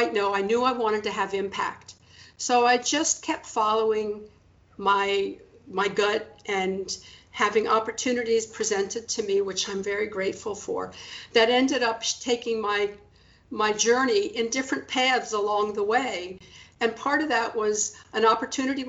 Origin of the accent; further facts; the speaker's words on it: Washington, District of Columbia, United States; I was born in Washington, D.C., and it was really formative in my life, and I'm very proud to be a native Washingtonian